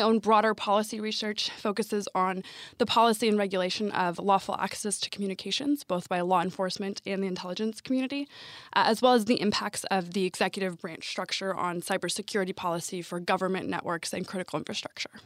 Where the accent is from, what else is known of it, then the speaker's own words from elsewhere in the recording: Sacramento, California, United States; also born or lived in Washington, D.C.; I'm actually from Washington, D.C. originally, um, but I moved to Sacramento, California when I was a small child